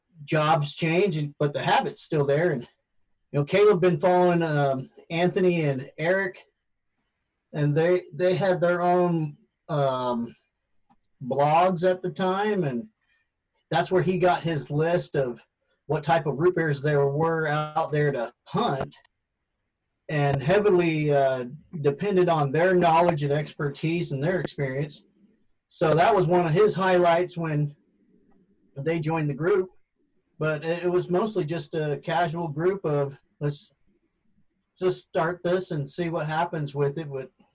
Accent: Guam; born there; he was born in South Korea and I was born in Guam, but we're totally American citizens.

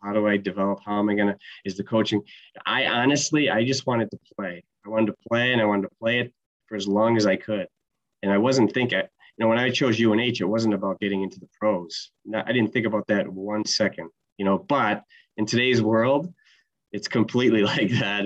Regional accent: Utica, New York, United States; also born or lived in Georgia; him and my mom are from upstate New York, so I think I was two when we moved back north

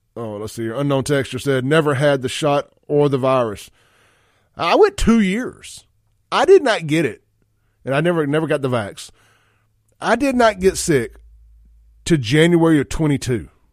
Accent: Mississippi, United States; I'm from Mississippi

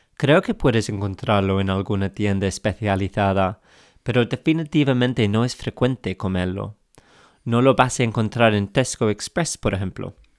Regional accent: England, United Kingdom; accent: English; Spanish is a second language; Soy inglés, como se note en mi acento, y empecé a aprender español hace algunos años.

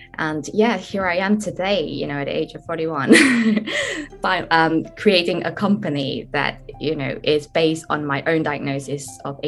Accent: Malaysia; So I come from Malaysia, where I didn't really have the means to, you know, fund myself to study abroad.

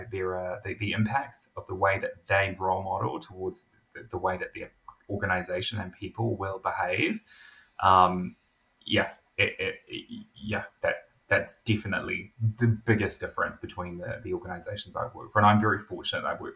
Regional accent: New Zealand; As a New Zealander

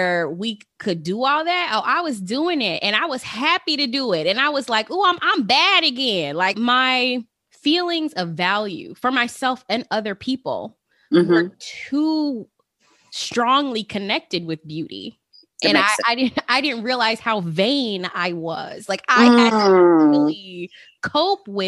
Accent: Las Vegas, Nevada, United States; growing up in Las Vegas

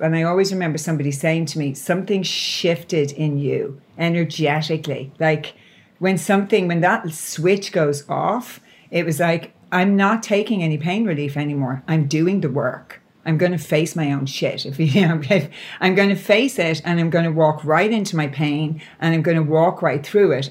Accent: Ireland; I'm Irish.

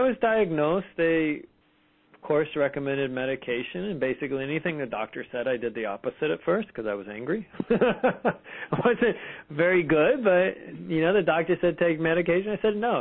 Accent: Fremont, California, United States; I grew up in Fremont, California

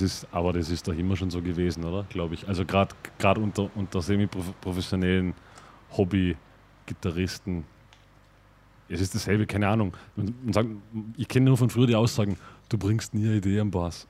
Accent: Vorarlberg, Austria; accent: Vorarlberger Dialekt; in unserem Vorarlberger Dialekt

